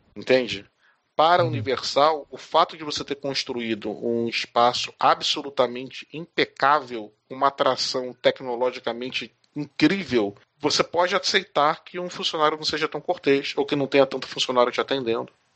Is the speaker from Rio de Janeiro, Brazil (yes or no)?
yes; Rio de Janeiro, Brazil; moved away as an adult; now in São Paulo, Brazil; eu morava no Rio de Janeiro, eu sou carioca, mas eu moro hoje em São Paulo